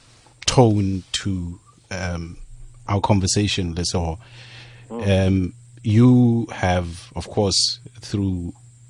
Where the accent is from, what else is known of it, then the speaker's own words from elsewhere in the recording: Pretoria, Gauteng, South Africa; I'm from Pretoria